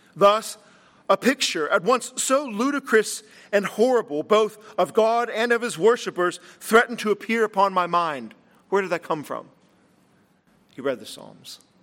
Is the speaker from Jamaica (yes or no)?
no; Latrobe, Pennsylvania, United States; I was from Latrobe